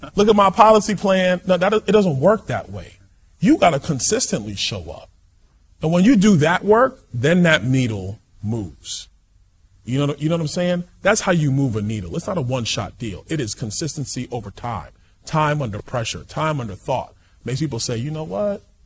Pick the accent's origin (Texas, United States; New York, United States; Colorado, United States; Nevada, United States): New York, United States; New York City; I'm from Brooklyn, New York